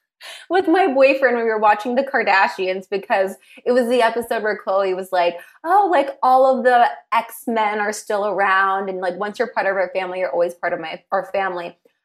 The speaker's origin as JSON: {"language": "English", "town": "Los Angeles", "region": "California", "country": "United States", "tie": "born or raised there", "said": "I grew up out here in LA."}